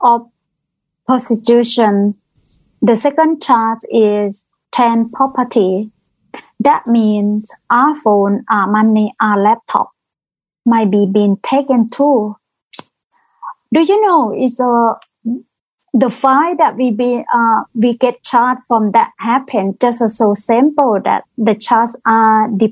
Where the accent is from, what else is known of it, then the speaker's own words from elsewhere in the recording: Thailand; English is a second language; moved away as an adult; now in Queensland, Australia; I come from Thailand, probably over 20 years ago.